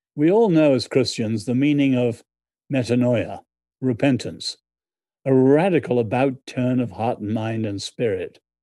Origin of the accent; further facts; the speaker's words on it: Ireland; moved away as an adult; now in United States; I'm Irish in background.